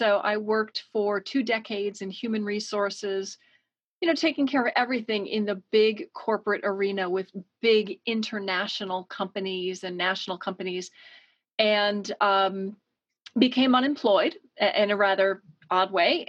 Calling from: Connecticut, United States; I am joining you from Connecticut on the east coast of the US, about a two-hour train ride from New York City.

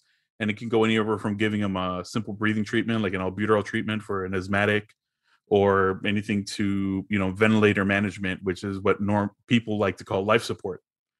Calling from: Fort Worth, Texas, United States; Fort Worth, Texas.

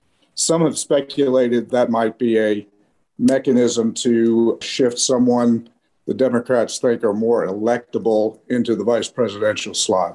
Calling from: Birmingham, Alabama, United States; I'm calling from Birmingham, Alabama.

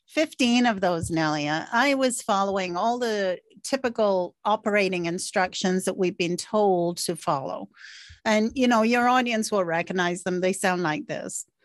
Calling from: Markham, Ontario, Canada; Uh, Markham, Ontario, Canada.

